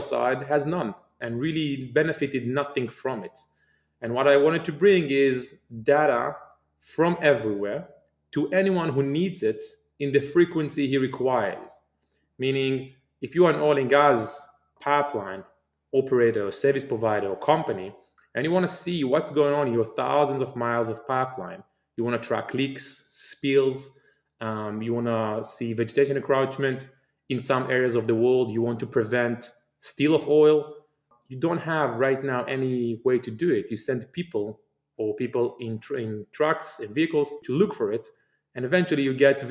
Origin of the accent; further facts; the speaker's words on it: Israel; I'm originally from Israel, and I grew up in Israel